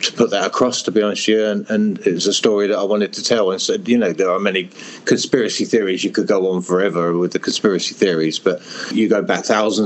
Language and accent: English; Hertfordshire, East of England, United Kingdom; also born or lived in Europe